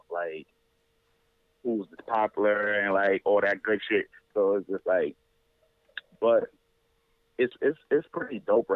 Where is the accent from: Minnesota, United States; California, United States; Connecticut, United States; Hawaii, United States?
Connecticut, United States; New Haven; I'm born and raised in Connecticut, New Haven